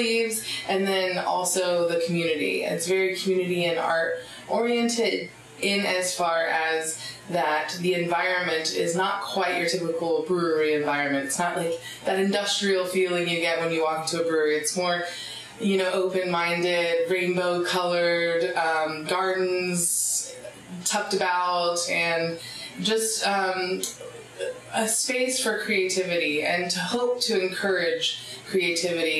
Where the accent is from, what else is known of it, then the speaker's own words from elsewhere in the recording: between Myrtle Beach and Charleston, coast of South Carolina, United States; moved away as an adult; also born or lived in High Point, North Carolina / Southern Oregon; now in Talent, United States; I moved shortly thereafter, around 2 years old, to the coast of South Carolina